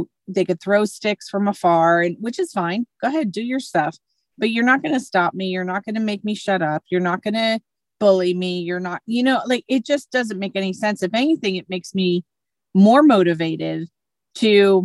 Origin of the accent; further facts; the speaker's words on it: Northeast, United States; I was brought up in the Northeast